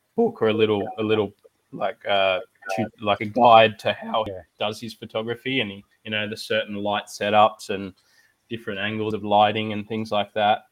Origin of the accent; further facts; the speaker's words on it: Sydney, New South Wales, Australia; I'm from Sydney, New South Wales. Uh, grew up here my whole life.